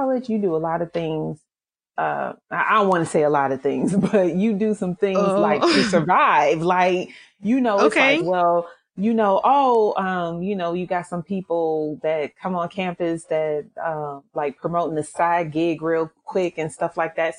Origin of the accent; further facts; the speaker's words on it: St. Louis, Missouri, United States; moved away as an adult; also born or lived in Detroit, Michigan / New Orleans, Louisiana; now in Frisco, United States; I was actually born in Detroit, Michigan. And when I turned 10, my family moved to St. Louis, Missouri, where I grew up and went to school and graduated high school there